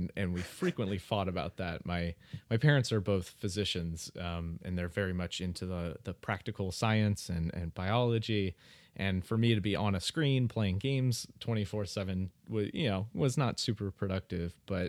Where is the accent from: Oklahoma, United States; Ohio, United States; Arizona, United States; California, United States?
Ohio, United States; Dayton; also born or lived in St. Louis, Missouri; I grew up, well, I was born in St. Louis, Missouri, but when I was real young, I moved to Dayton, Ohio. And I spent the first, like, really the first kind of like 20 years of my life, 20, 25 years of my life in Dayton, Ohio.